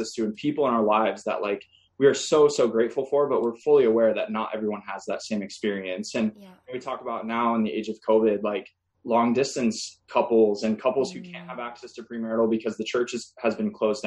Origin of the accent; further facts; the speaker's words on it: Midwest, United States; We're both from the Midwest.